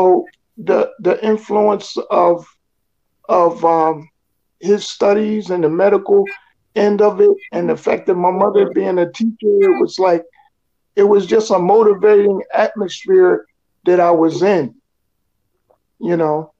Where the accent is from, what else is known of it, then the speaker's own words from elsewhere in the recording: Lawnside, New Jersey, United States; also born or lived in Philadelphia, Pennsylvania; I was born in Philadelphia, Pennsylvania, and I grew up in Lawnside, New Jersey